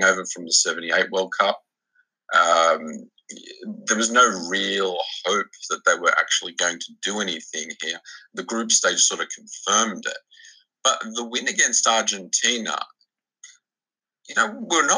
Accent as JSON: {"language": "English", "country": "Australia", "tie": "born or raised there", "said": "I was born in Australia, obviously, to Italian immigrant parents."}